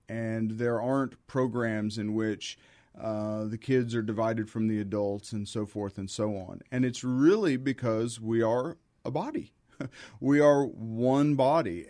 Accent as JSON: {"language": "English", "region": "Midwest", "country": "United States", "tie": "born or raised there", "also_born_or_lived": "Chicago", "moved": "as an adult", "lives_now": "San Antonio, United States", "said": "I lived a fairly normal, ordinary life as a teenager growing up in the Midwest"}